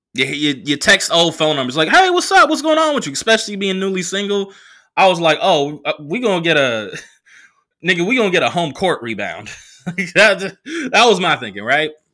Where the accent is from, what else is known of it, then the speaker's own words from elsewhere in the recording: Oakland, California, United States; also born or lived in New York; now in Los Angeles, United States; I came back, uh, to Oakland from L A for Thanksgiving